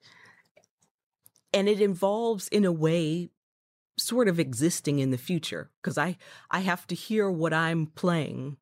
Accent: Chicago, Illinois, United States; I'm originally from Chicago

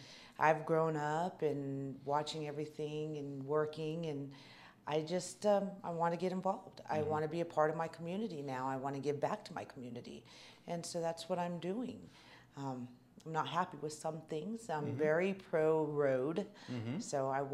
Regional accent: Ash Fork, Arizona, United States; also born or lived in Prescott / Chino Valley / Williams; I was born in Prescott, grew up in Ash Fork

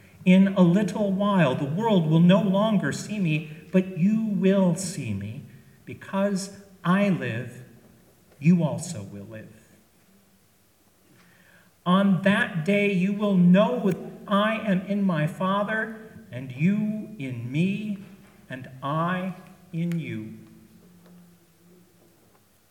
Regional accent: Chicago, Illinois, United States; When I was a kid growing up in Chicago

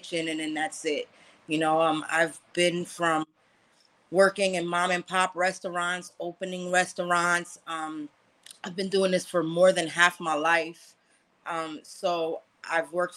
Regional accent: New York City, New York, United States; I'm Haitian American, grew up in Brooklyn on Flatbush

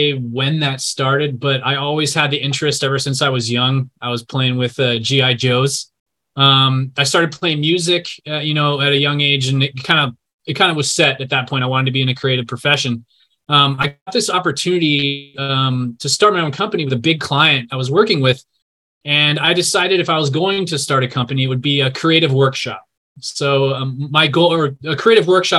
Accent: Los Angeles, California, United States; I was actually born and raised in L.A. County, growing up mostly in the Valley

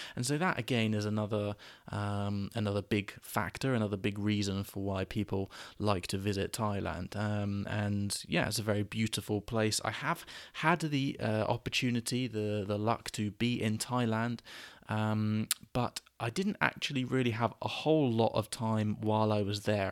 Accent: United Kingdom; British people

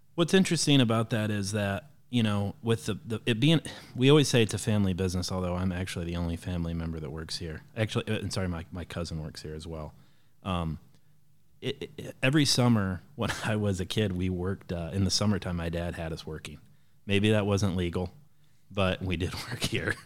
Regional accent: Defiance, Ohio, United States; now in Harlan, Indiana, United States; I grew up in a little town called Defiance, Ohio

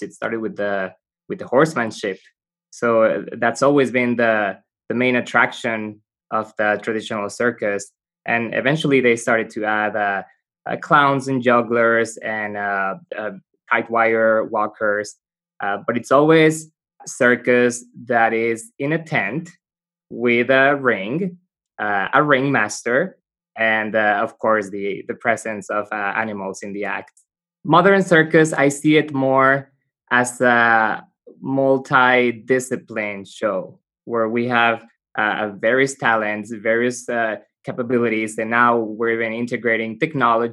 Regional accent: Mexico; moved away as an adult; also born or lived in Canada / Belgium; I was born in Mexico

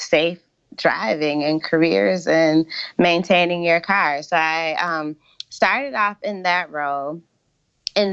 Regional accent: Michigan, United States; moved away; I grew up in Michigan, and my dad like worked in the automotive industry

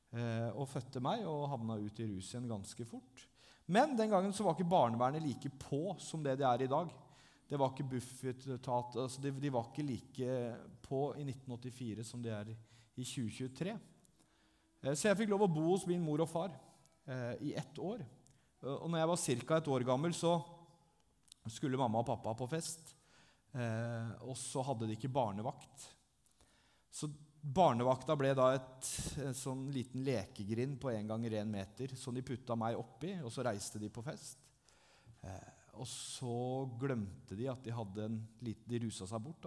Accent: Langesund, Telemark, Norway; Jeg er fra Langesund, jeg er 39 år.

